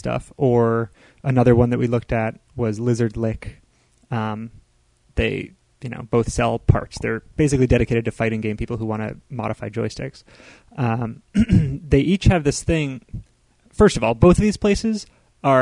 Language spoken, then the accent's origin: English; United States; we grew up with in America